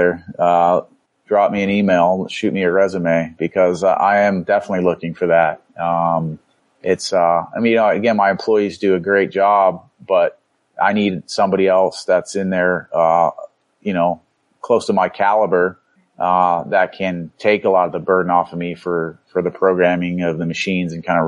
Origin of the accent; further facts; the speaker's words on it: Florida, United States; moved away; Growing up in Florida